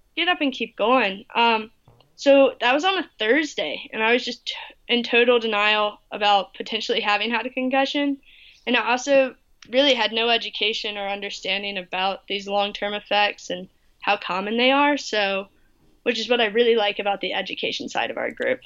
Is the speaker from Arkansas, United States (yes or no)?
no; North Carolina, United States; where I grew up in North Carolina.